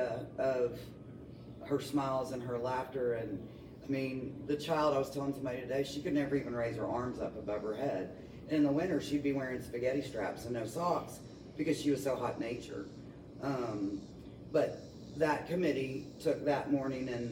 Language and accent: English; Franklin, Tennessee, United States; born or raised there; also born or lived in Nashville, Tennessee / Miami, Florida